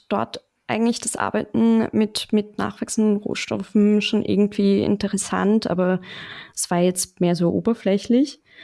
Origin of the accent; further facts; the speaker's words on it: Mödling, Lower Austria, Austria; accent: leichter österreichischer Akzent; also born or lived in Straubing, Germany; now in Vienna, Austria; ich komme ursprünglich aus Mödling